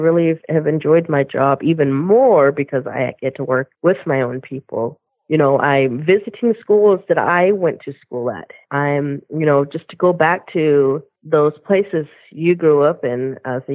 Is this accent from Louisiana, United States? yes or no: no; Southern Arizona, United States; I'm from Southern Arizona. I am a member of the Thonautum Nation, which is a local tribe here in Southern Arizona